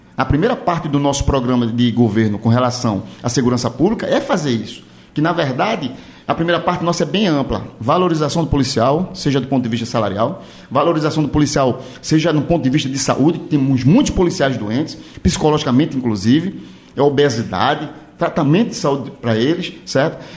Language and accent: Portuguese; Olinda, Pernambuco, Brazil; eu sou da cidade de Olinda